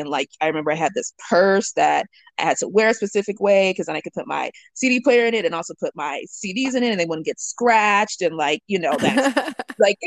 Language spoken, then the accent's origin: English; Atlanta, Georgia, United States; I was born and raised in Atlanta